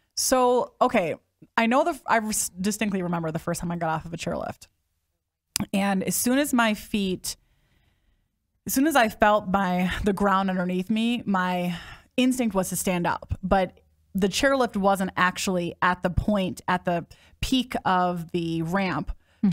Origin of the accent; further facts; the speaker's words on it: Midwest, United States; I grew up in the Midwest